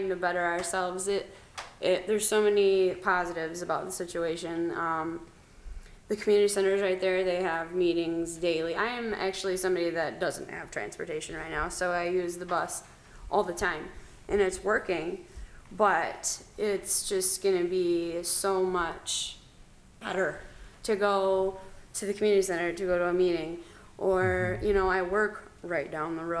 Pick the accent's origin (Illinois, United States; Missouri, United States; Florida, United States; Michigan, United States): Michigan, United States; Midland; productive members of Midland, the city. I've always lived here